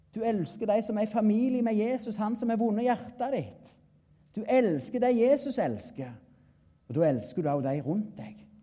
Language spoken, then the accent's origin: Norwegian; Klepp, Rogaland, Norway; Jeg er en bonde ifra Jæren, nærmere bestemt Klepp